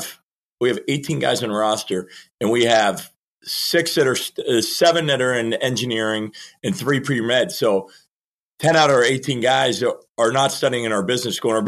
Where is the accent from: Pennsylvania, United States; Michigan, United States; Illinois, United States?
Pennsylvania, United States; Pittsburgh; now in Cleveland, United States; I'm from Pittsburgh